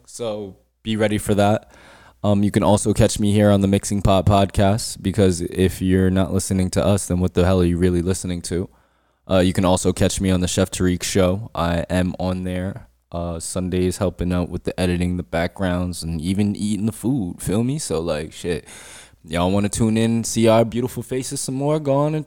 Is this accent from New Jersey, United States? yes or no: yes; New Jersey, United States; we are from Central Jersey and that place exists